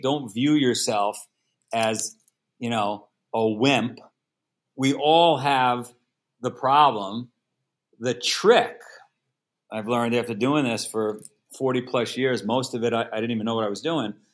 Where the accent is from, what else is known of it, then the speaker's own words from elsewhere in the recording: New York City, New York, United States; moved away as an adult; now in Vermont, United States; I was born in Queens, New York. If you saw the movie Goodfellas, I grew up in Ground Zero, for that movie